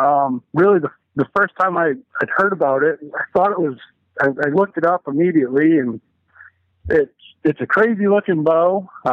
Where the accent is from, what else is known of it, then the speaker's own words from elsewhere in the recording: Maine, United States; now in Lansing, United States; I am from Lansing, Michigan, originally out of Maine.